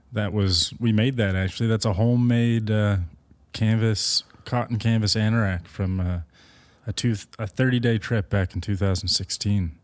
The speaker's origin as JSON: {"language": "English", "town": "Markham", "region": "Ontario", "country": "Canada", "tie": "born or raised there", "said": "I grew up in Markham, Ontario"}